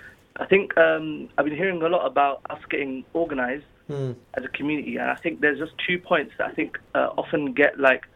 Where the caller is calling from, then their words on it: London, United Kingdom; I'm just calling from East London.